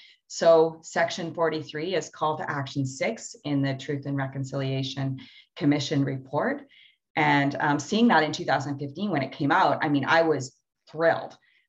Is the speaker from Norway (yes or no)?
no; Canada; the way that we grew up in Canada now and our history that brought this here.